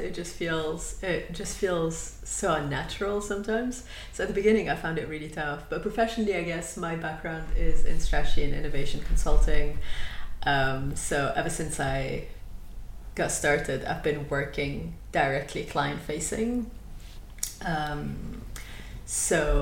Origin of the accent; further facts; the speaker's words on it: Lebanon; moved away as an adult; now in United Kingdom; I am originally from Lebanon.